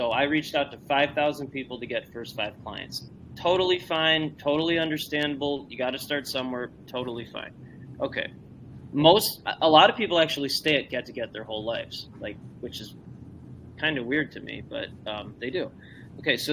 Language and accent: English; Northbrook, Illinois, United States; I grew up and live in the Northbrook Glenview area.